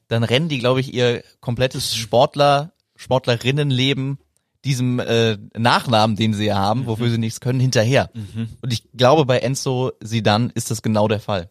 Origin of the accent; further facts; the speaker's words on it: Cologne, North Rhine-Westphalia, Germany; moved away; aus meiner Heimat und von meinen Leuten